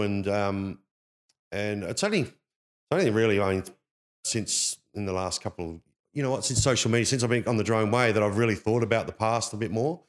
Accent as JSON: {"language": "English", "town": "Perth", "region": "Western Australia", "country": "Australia", "tie": "born or raised there", "said": "This is where I was, that's where I grew up in Perth"}